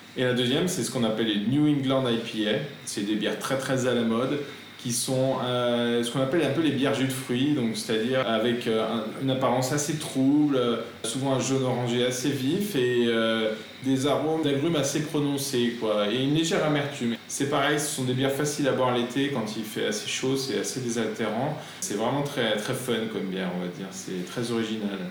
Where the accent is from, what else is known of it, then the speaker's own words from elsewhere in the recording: Lyon, Auvergne-Rhône-Alpes, France; en tant que lyonnais